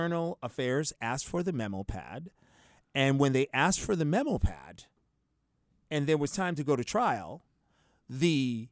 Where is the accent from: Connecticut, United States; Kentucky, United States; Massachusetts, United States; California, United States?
Massachusetts, United States; Boston; I'm from Boston, Massachusetts. I've grown up around white people